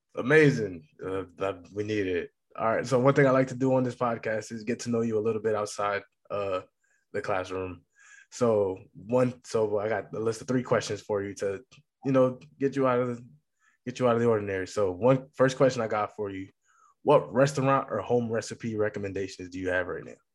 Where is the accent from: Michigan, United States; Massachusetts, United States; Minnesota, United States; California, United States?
Massachusetts, United States; I grew up in Massachusetts